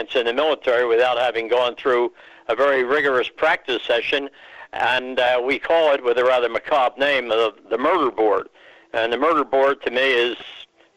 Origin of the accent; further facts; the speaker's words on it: Philadelphia, Pennsylvania, United States; my Philadelphia origins